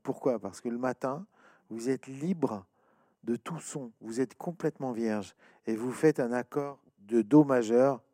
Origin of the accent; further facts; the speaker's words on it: France; chez nous, en France